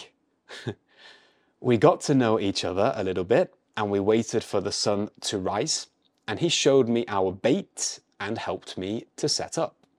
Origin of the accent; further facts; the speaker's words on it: United Kingdom; moved away; I'm an English tutor from the U K